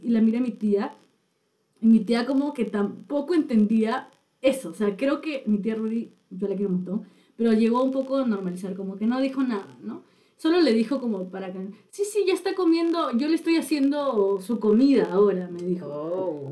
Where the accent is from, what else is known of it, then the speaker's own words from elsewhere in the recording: Lima, Peru; also born or lived in Chiclayo, Peru; yo nací en Chiclayo, que es una provincia de, Perú, y después vine a Lima